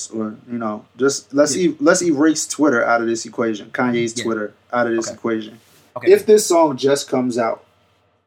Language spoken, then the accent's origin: English; Atlantic City, New Jersey, United States; me growing up in Atlantic City